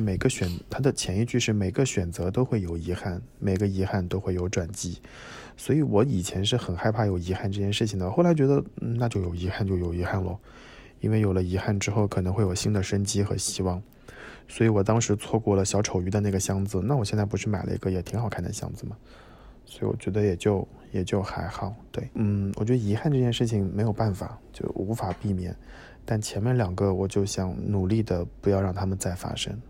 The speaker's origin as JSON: {"language": "Chinese", "country": "China", "said": "我是中国来的"}